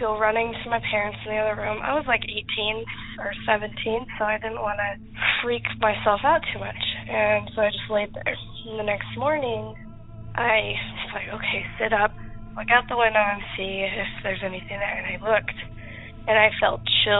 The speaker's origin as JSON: {"language": "English", "region": "Utah", "country": "United States", "said": "We're from Utah, but we were about 4 hours away from St. George"}